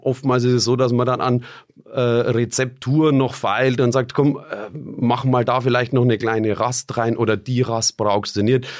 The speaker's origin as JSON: {"language": "German", "town": "Bamberg", "region": "Bavaria", "country": "Germany", "said": "bei uns in Bamberg"}